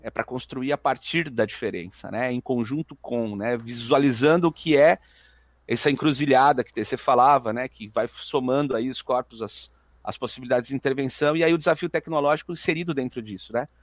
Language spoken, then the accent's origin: Portuguese; Jundiaí, São Paulo, Brazil; sou de Jundiaí, nasci em Jundiaí